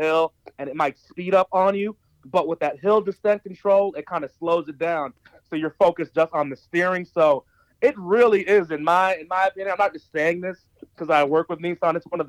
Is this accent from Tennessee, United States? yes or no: no; New Jersey, United States; now in Atlanta, United States; I'm actually from New Jersey, and I've been living in Atlanta, Georgia since 2003, actually.